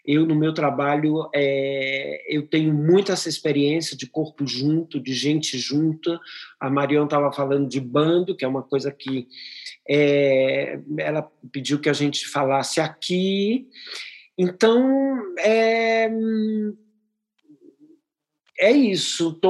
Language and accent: Portuguese; Teresina, Piauí, Brazil; born there; also born or lived in Europe; eu nasci em Teresina, no Piauí, e, mas já vivo há 35 anos na Europa